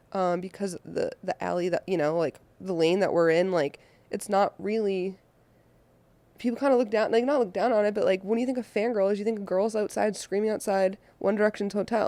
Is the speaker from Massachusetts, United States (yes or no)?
yes; Boston, Massachusetts, United States; now in Los Angeles, United States; I am originally from Boston, Mass, and I live out here in Los Angeles now